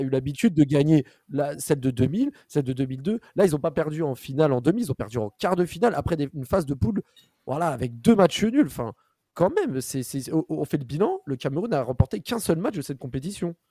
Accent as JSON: {"language": "French", "town": "Paris", "region": "Île-de-France", "country": "France", "said": "je suis parisien"}